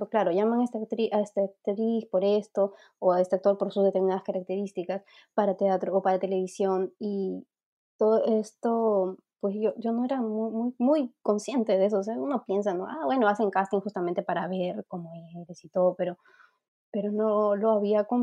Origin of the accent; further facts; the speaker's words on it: Ayacucho, Peru; born there; moved away; Pero ahora es que yo recién extraño mi tierra. O sea, siempre pienso en en, Ayacucho y de hecho el haber nacido allá pues me ha marcado bastante, ¿no? Me ha conectado además mucho con el Perú